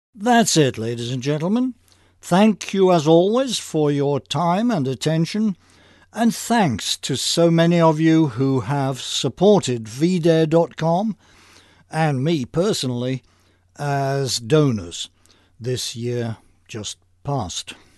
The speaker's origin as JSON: {"language": "English", "region": "England", "country": "United Kingdom", "tie": "born or raised there", "moved": "yes", "lives_now": "United States", "said": "like me, was born in England. An anti-immigration immigrant"}